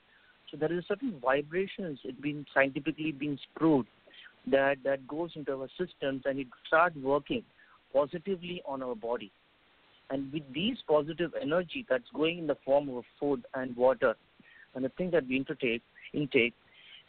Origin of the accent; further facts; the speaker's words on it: India; I'm from India.